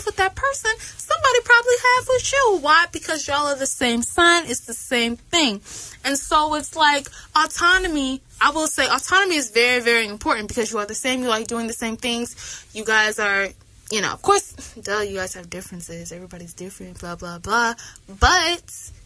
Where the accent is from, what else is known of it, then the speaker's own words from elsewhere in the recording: Atlanta, Georgia, United States; I'm from Atlanta